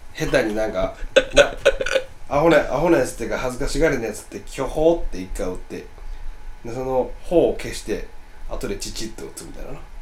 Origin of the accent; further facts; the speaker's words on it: Osaka, Japan; 俺ら大阪の人間として